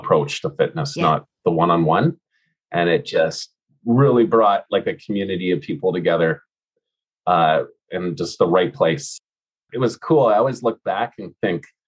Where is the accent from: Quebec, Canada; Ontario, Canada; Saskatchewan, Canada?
Ontario, Canada; born or raised there; moved away as an adult; also born or lived in Alberta / Edmonton / Vancouver